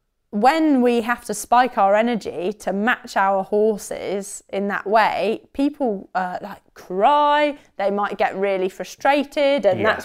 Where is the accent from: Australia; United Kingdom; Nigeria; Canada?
United Kingdom; England; Because I'm English.